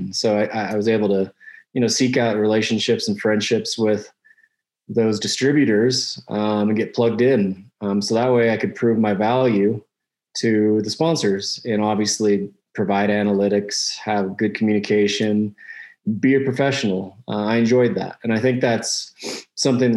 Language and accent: English; Salt Lake City, Utah, United States; I grew up in Salt Lake City, Utah